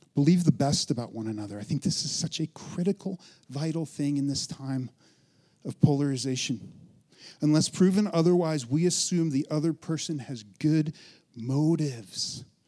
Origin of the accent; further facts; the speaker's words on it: Western Colorado, United States; I'm from Western Colorado, grew up, born, raised, right? In Western Colorado